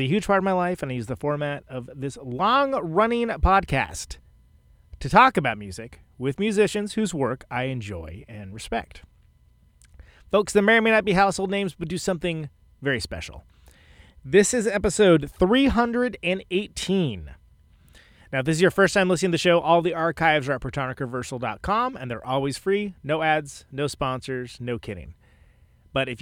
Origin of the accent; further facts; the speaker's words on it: Bay Area, California, United States; I'm from the Bay Area